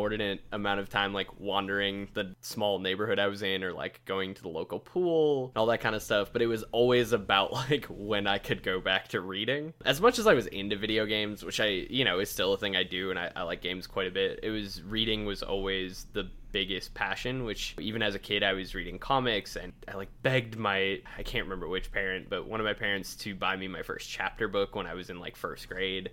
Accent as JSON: {"language": "English", "town": "Minneapolis", "region": "Minnesota", "country": "United States", "tie": "born or raised there", "said": "I grew up in the suburbs of Minneapolis, Minnesota."}